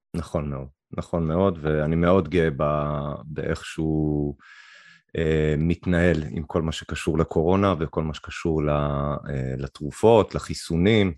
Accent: Canada; moved away as an adult; now in Israel; גדלתי שם עד גיל אפשר להגיד מגיל שמונה פחות או יותר, עם און אנד אוף עד גיל 21

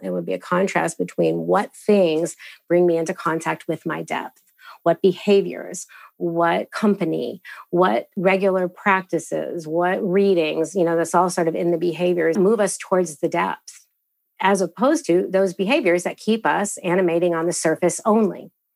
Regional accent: United States; I am a fumbling practitioner who's coming out of this Christian upbringing as an American

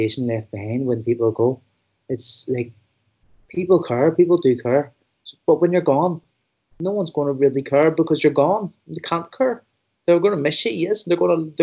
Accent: Belfast, Northern Ireland, United Kingdom; I come from West Belfast, which not long ago had the highest suicide rates in Europe.

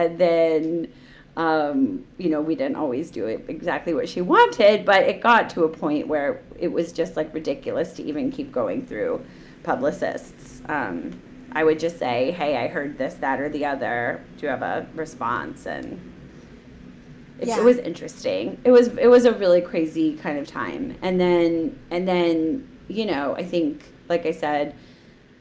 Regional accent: Chicago, Illinois, United States; moved away; also born or lived in New York; My hometown.

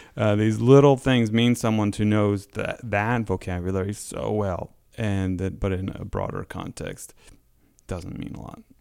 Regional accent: Connecticut, United States; moved away as an adult; I grew up in Connecticut

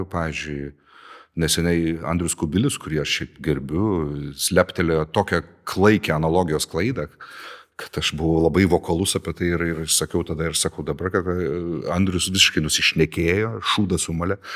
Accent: Lithuania; O mes lietuviai ar pasipriešinam sistemai?

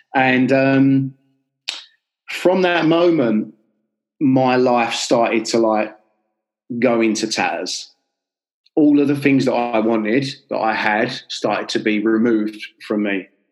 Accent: London, United Kingdom; I'm from North London in Enfield.

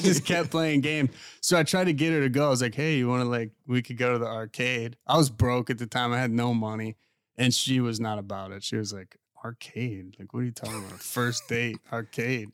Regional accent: Pittsburgh, Pennsylvania, United States; moved away; also born or lived in West Palm Beach; I'm from Pittsburgh

